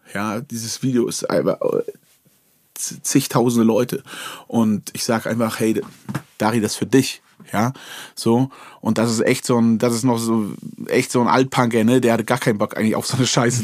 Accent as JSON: {"language": "German", "area": "Wolgast region", "region": "Mecklenburg-Vorpommern", "country": "Germany", "said": "in Wolgast an der Schule"}